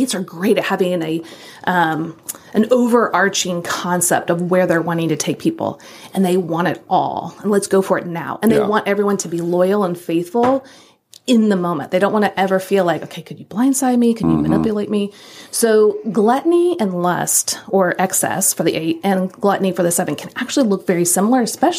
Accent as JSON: {"language": "English", "region": "Midwest", "country": "United States", "tie": "born or raised there", "also_born_or_lived": "the North", "moved": "yes", "said": "I grew up in the Midwest and lived in the North for some time"}